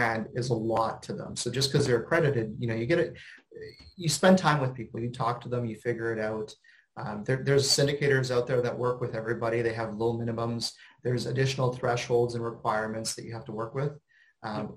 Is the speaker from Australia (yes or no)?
no; Canada; I'm a Canadian